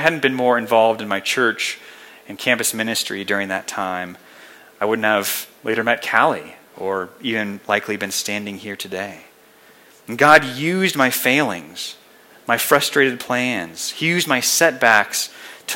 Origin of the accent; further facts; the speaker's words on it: Colorado Springs, Colorado, United States; moved away as an adult; I had spent my entire life here in Colorado. I grew up here in the Springs and went to Colorado State.